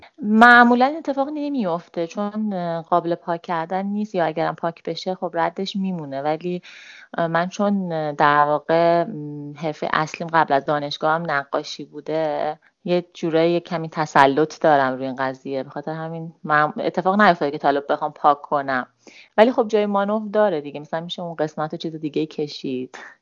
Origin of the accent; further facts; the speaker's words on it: Tehran, Tehran Province, Iran; 33 سالمه و متولد تهرانم